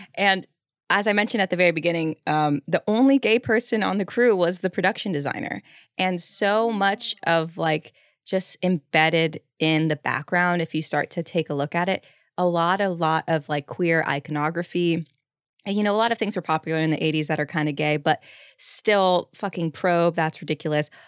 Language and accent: English; the South, United States; I'm from the South.